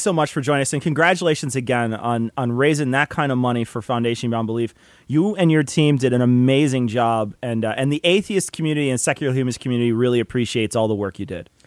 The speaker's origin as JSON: {"language": "English", "region": "Illinois", "country": "United States", "said": "we're from Illinois"}